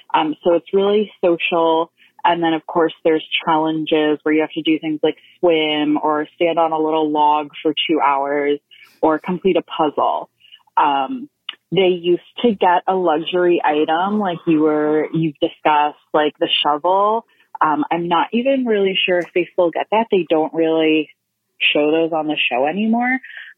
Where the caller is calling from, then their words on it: Memphis, Tennessee, United States; I'm calling from Memphis.